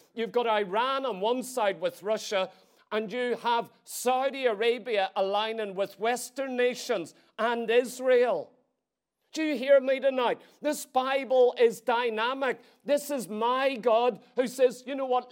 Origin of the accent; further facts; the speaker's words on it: Ireland; As an Irish citizen